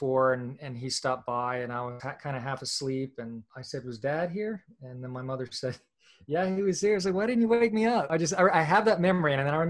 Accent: Kentucky, United States; also born or lived in Virginia, United States; I was born in Virginia, but my family moved to Kentucky. So for the first 6 years of my life, I lived in rural Kentucky in the hills in a trailer park.

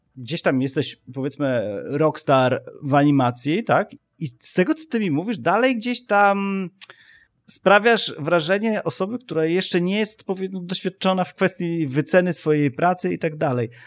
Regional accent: Poland; ja ciągle patrzę jakby na świat z perspektywy e, Polaka

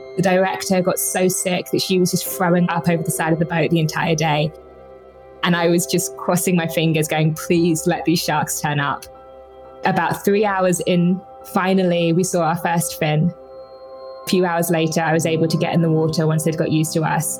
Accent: Brighton, South East England, United Kingdom; in the UK, I grew up in Brighton.

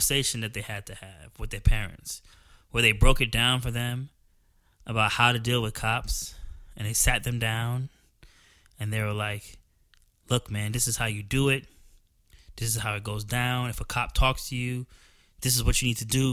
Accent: New Jersey, United States; moved away as an adult; also born or lived in Georgia; I'm from New Jersey. I spent most of my life in New Jersey, and that's where I lived

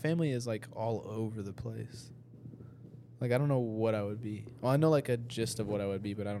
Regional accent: Rolla, Missouri, United States; moved away; also born or lived in Lexington; I was born in Rolla, Missouri.

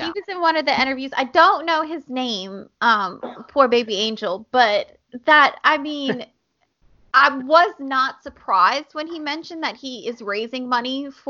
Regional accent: Harvey, Louisiana, United States; now in Marrero, United States; I'm from Harvey. I mean, technically, Woodmere's in Harvey

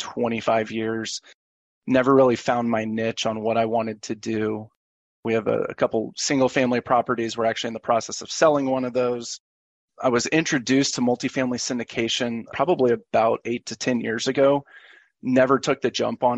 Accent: Dallas, Texas, United States; now in Nashville, United States; I am originally from Dallas, Texas, lived in the Nashville area for the last 15 years or so

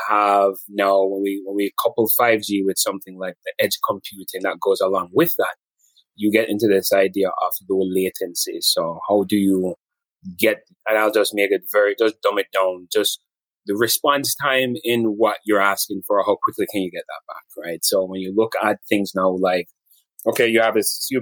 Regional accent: Montego Bay, Jamaica; moved away as an adult; now in United States; grew up in Jamaica, went to high school in Jamaica

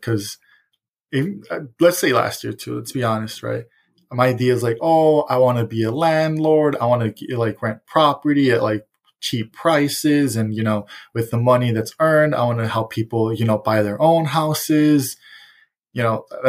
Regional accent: Chicago, Illinois, United States; I was raised in Roseland because they would babysit me there as well

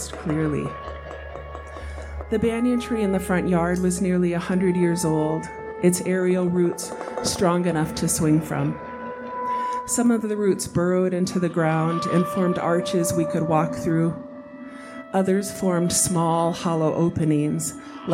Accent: Hawaii, United States; moved away as an adult; also born or lived in Wisconsin; now in Boise, United States; I'm from Hawaii, but I went to college in Wisconsin.

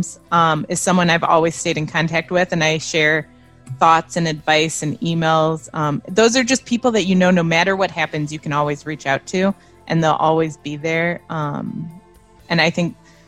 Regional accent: Byron, Illinois, United States; moved away; also born or lived in Las Vegas; I grew up in Byron, Illinois. It's near Rockford.

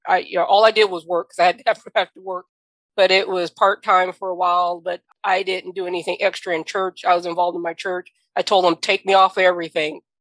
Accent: the South, United States; I'm from the South

